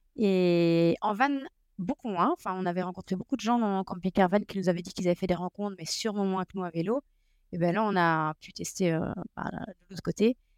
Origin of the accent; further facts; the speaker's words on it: Belgium; on est de Belgique